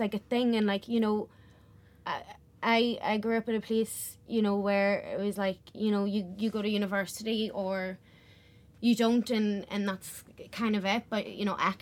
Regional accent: Belfast, Northern Ireland, United Kingdom; I'm from West Belfast.

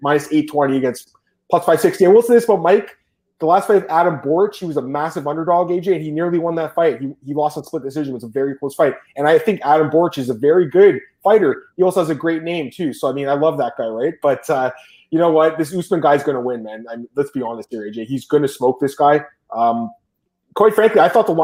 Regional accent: Canada; I'm Canadian

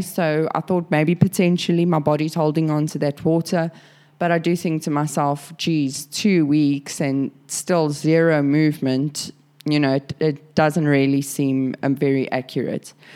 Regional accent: South Africa; now in Sydney, Australia; I'm a South African now living in Sydney, Australia.

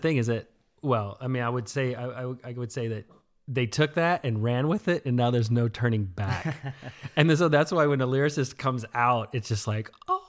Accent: the South, United States; And even though I grew up in the South, not necessarily in Houston, I knew that type of music existed

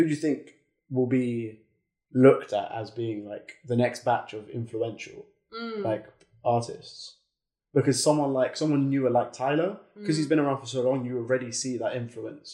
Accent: England, United Kingdom; we're English

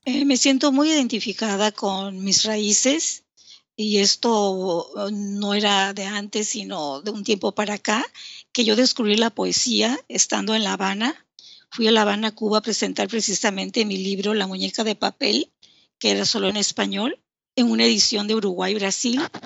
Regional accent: Villahermosa, Tabasco, Mexico; also born or lived in Mérida, Yucatán; nací en Mérida, Yucatán, pero siempre he radicado aquí en Tabasco.

